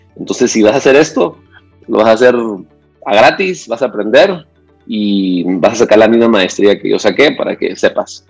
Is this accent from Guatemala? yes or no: yes; Antigua Guatemala, Sacatepéquez, Guatemala; yo soy de Antigua Guatemala